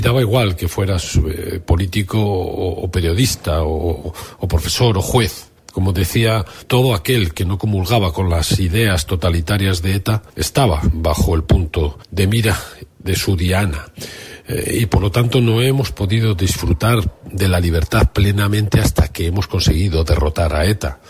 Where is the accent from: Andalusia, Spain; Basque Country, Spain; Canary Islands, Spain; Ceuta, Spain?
Basque Country, Spain; los vascos pues, vivimos 40 años de dictadura franquista